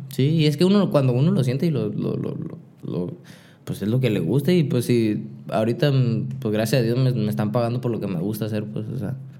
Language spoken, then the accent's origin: Spanish; Hermosillo, Sonora, Mexico; also born or lived in Nogales / San Diego; yo nací aquí en Hermosillo